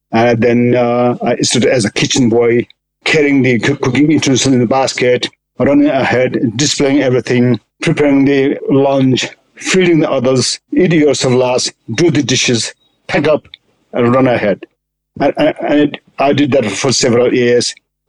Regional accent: Lukla, Koshi Province, Nepal; English is a second language; I was born in poor, big family, and when I was little, I mean, there is no school in Lukla.

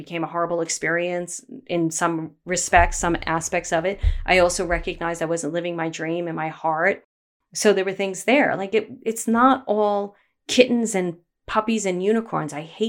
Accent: Brooklyn, New York, United States; I grew up in Bay Ridge, Brooklyn, a very small type of area in Brooklyn that was very, we all knew each other.

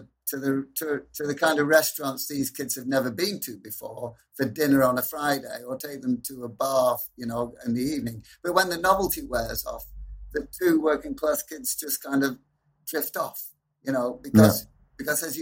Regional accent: Preston, North West England, United Kingdom; the one major college in my hometown, in northwest of England, the advertising college's funding has been cut

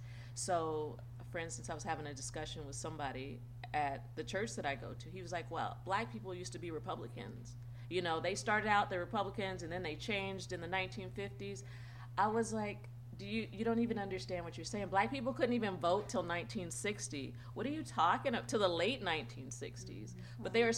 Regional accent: Santa Clarita, California, United States; I grew up in the Santa Clarita Valley. We were one of the first black families and dealing with all that.

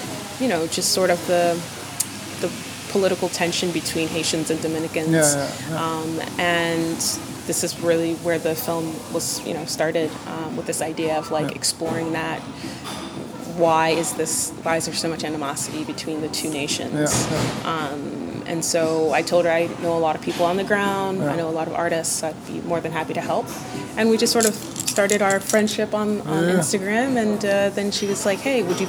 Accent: Boston, Massachusetts, United States; accent: Bostonian; also born or lived in Miami, Florida; now in Lisbon, Portugal; Growing up in Boston

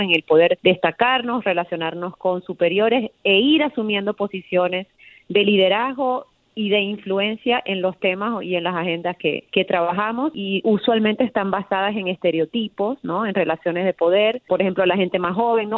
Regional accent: Venezuela; now in United States; yo soy venezolana americana

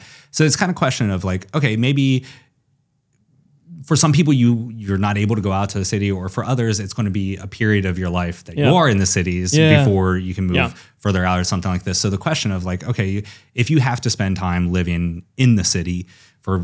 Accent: Ohio, United States; So I grew up in Southeast Ohio, just a small country town near the Ohio River. And I think my town was about like 5,000 people.

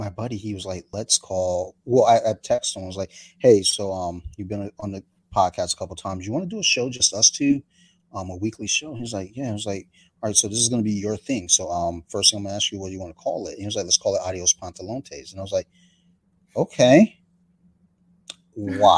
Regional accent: Columbia, Maryland, United States; We grew up in Columbia, Maryland

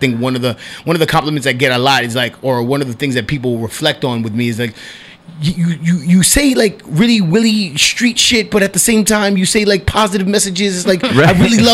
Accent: New York City, New York, United States; I'm a dude from Washington Heights, Manhattan.

